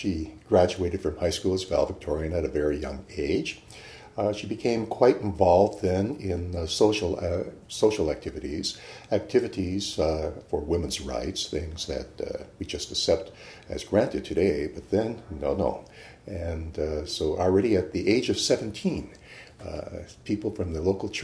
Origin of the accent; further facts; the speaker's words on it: Houghton, Michigan, United States; now in Irvine, United States; I grew up in the Upper Peninsula of Michigan